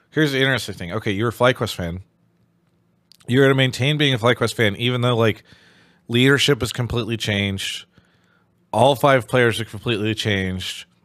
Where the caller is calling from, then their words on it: Westchester, New York, United States; I'm calling from Westchester, New York.